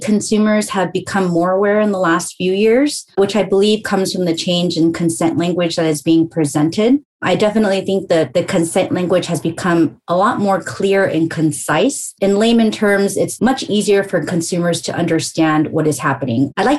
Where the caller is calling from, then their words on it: Los Angeles, California, United States; I am joining you from sunny Los Angeles, Southern California.